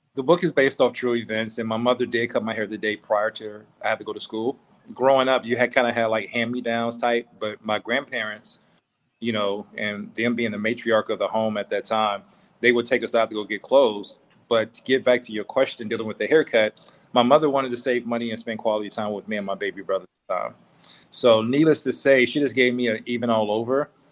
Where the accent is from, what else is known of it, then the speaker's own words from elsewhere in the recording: Meridian, Mississippi, United States; moved away; also born or lived in Vicksburg, Mississippi / Jackson, Mississippi / New Orleans, Louisiana / Tuskegee, Alabama; I was born in a city called Vicksburg, and I, from that point, I moved to Jackson for a year. Then I was raised in New Orleans. Then uh, after my aunt, you know, suffered uh, uh a seizure giving birth, um, my mother asked me to come back to Mississippi, and I went to Meridian